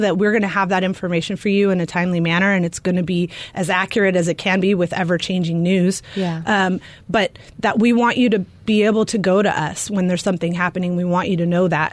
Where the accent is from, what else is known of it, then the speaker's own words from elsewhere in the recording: California, United States; also born or lived in Arizona; now in Glendale, United States; I grew up in California, so I gave myself a year to get hired here, or I was going to move back to California.